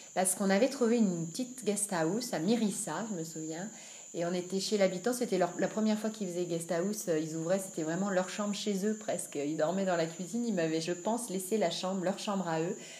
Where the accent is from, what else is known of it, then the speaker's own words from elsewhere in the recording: France; also born or lived in Annecy; je suis française d'origine